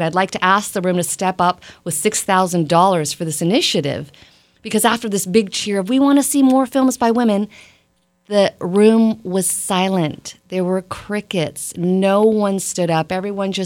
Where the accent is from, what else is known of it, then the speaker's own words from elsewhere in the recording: Toronto, Ontario, Canada; also born or lived in Bratislava, Slovakia; I was born in Bratislava, Slovakia, but I grew up in Toronto.